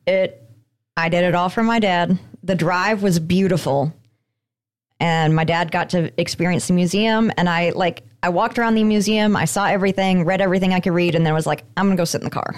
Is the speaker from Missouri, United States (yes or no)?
no; Colorado, United States; moved away; a company based out of Colorado. Uh, it is right there from my home state